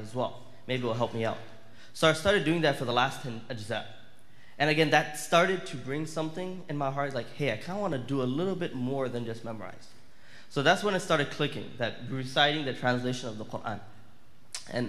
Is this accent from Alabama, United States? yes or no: no; Miami, Florida, United States; I'm from Florida. I'm from Miami. I was primarily raised in Miami most of my life.